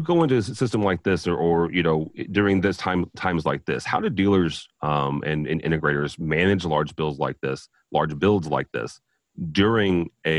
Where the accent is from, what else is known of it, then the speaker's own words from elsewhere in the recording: St. Louis, Missouri, United States; I'm from St. Louis, Joel, but I'm a Bears fan, so I don't care where they are.